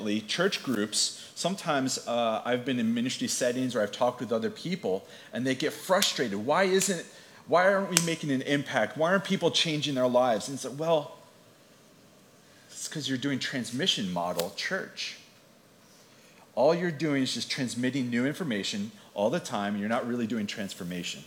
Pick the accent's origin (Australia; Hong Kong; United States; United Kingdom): United States; Atlantic City, New Jersey; I was born in Atlantic City. I grew up at the beach, and my head and heart are still there